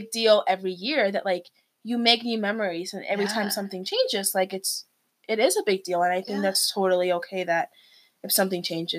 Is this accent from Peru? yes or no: yes; Peru; moved away; I'm from Peru.